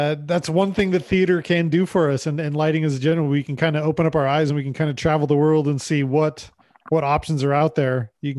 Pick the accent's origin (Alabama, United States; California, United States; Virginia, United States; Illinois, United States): California, United States; also born or lived in Las Vegas; now in Canada; I grew up in California and then I moved to Las Vegas and now I live in Canada